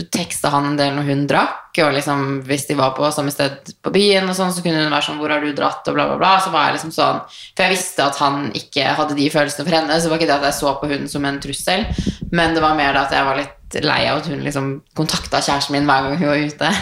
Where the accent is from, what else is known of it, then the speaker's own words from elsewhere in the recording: Tønsberg, Vestfold, Norway; moved away; also born or lived in Tromsø; hjemme i Tønsberg